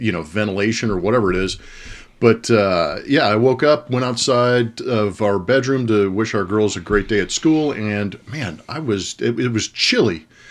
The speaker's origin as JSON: {"language": "English", "region": "California", "country": "United States", "tie": "born or raised there", "said": "growing up in California"}